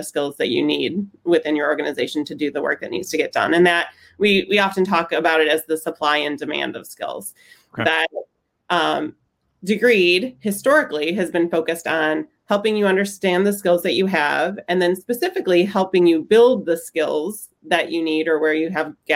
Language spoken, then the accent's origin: English; Michigan, United States; now in California, United States; I'm from Michigan. So I actually have familiarity with the Midwest climate, although I've lost it now that I'm in California